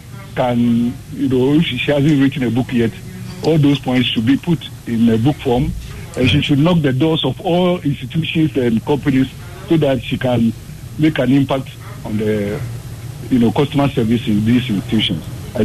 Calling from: Taifa, Greater Accra, Ghana; from Taifa.

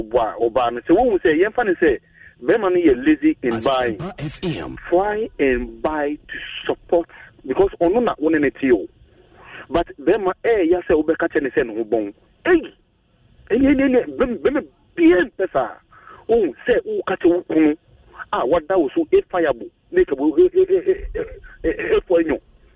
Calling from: United States; I'm calling from United States of Kisema.

